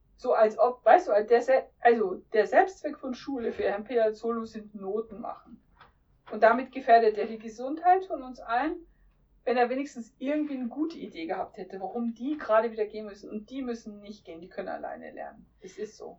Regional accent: Lower Bavaria, Germany; moved away; Ich bin ja gebürtiger Niederbayer

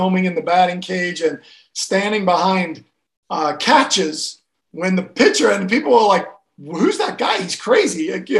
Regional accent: Kenya; moved away as an adult; also born or lived in Gloucester, England; now in United States; in a town called Gloucester, which is in England, but I left when I was very young, 6 months old, and I grew up in Kenya in Africa, and I grew up all over Africa. And then I came to America to play college golf and soccer back in the early 80s.

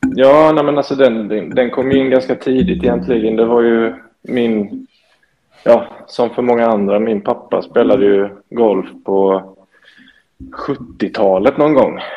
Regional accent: Småland, Sweden; jag är född och uppvuxen i Småland egentligen

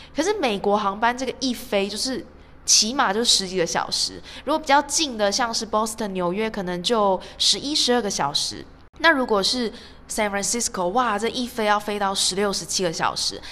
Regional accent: Taiwan; now in Doha, Qatar; 有我，台湾

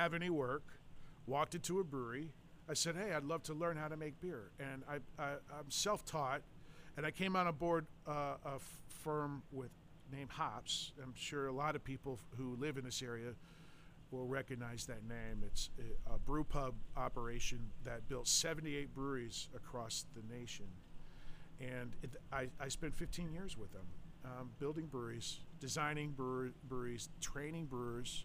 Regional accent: Tampa, Florida, United States; I was born and raised here in Tampa Bay

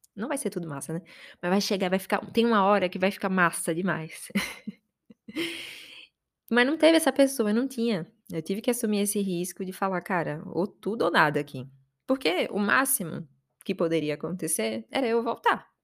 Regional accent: Aracaju, Sergipe, Brazil; moved away as an adult; now in São Paulo, Brazil; Eu tô aqui em São Paulo e não odiava morar em Aracaju

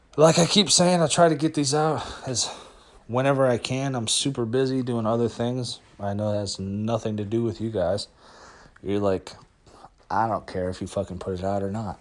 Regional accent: Madison, Wisconsin, United States; I grew up in Madison

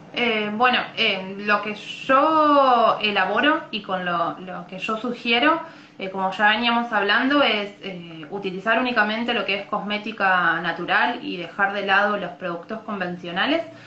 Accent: Buenos Aires, Argentina; now in Colón, Argentina; en realidad soy de Buenos Aires, pero vivo en Colón, Entre Ríos, ya hace varios años que vivo acá en Colón

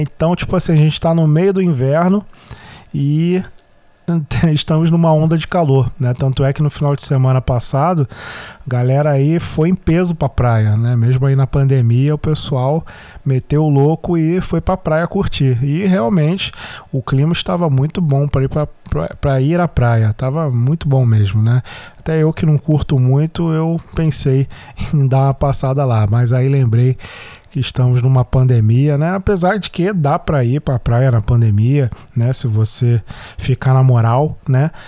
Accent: Rio de Janeiro, Brazil; first language Portuguese; A gente aqui no Rio de Janeiro

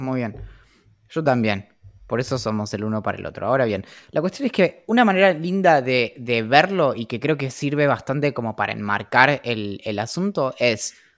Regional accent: San Carlos de Bariloche, Río Negro, Argentina; creciendo en, en Bariloche y todo, o sea, como toda mi vida

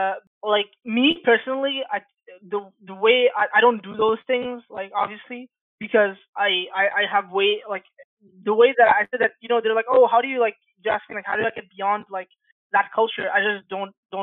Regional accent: Bangladesh; now in Canada; I'm from Bangladesh

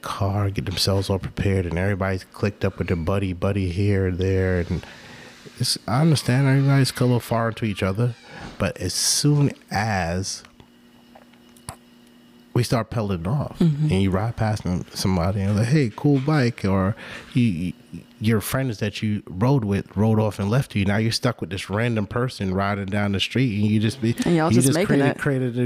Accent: New York City, New York, United States; moved away as an adult; now in Atlanta, United States; I grew up in New York City

